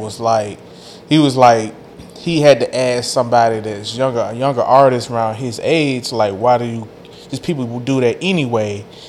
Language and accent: English; Memphis, Tennessee, United States; everybody know I'm from Memphis, Tennessee.